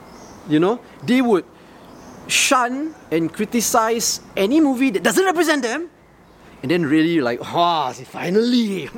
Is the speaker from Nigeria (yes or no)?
no; Kuala Lumpur, Malaysia; I grew up in Bangsa.